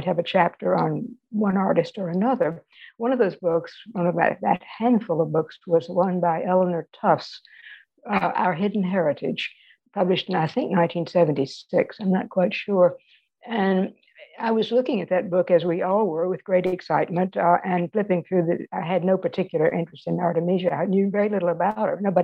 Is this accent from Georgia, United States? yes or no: no; Indianola, Mississippi, United States; moved away as an adult; also born or lived in Greenwood, Mississippi / New Orleans, Louisiana / Washington, D.C.; I was born in Greenwood, Mississippi. I grew up in Indianola nearby, and that's the Mississippi Delta.